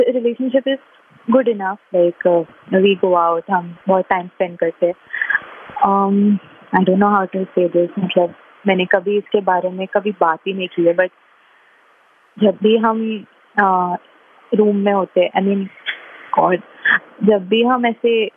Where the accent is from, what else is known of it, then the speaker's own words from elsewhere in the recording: Mumbai, Maharashtra, India; मैं बॉम्बे से हूँ